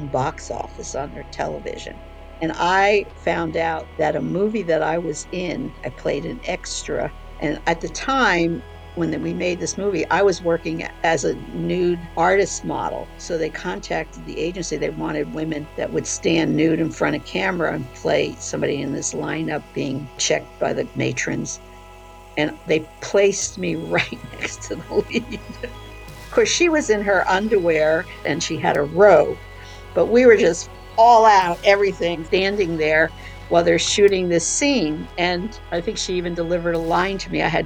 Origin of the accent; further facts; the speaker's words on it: New Jersey, United States; moved away; also born or lived in San Francisco; Growing up in New Jersey and coming from that family that rejected me